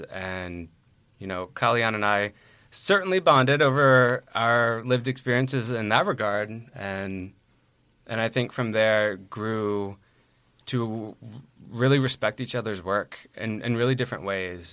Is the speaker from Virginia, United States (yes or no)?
yes; Virginia, United States; moved away as an adult; now in New York, United States; I hail from Virginia and have been a New York resident for about six years.